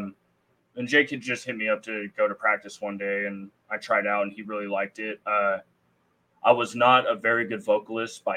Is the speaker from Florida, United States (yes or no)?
no; the Bay Area, California, United States; we're from the Bay Area